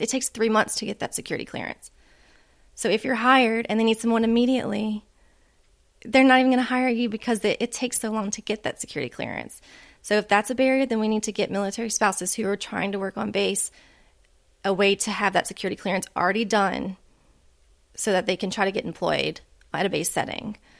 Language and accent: English; Louisiana, United States; moved away as an adult; my home state of Louisiana